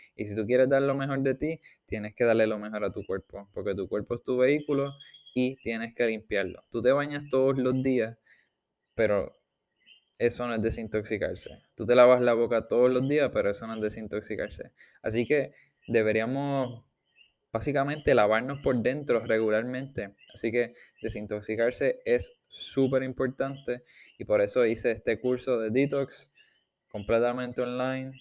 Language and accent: Spanish; Puerto Rico; nosotros mayormente vamos a decir como puertorriqueños